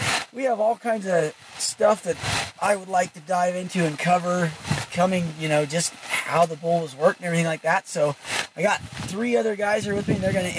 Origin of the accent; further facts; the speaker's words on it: Baggs, Wyoming, United States; I grew up in Bags, Wyoming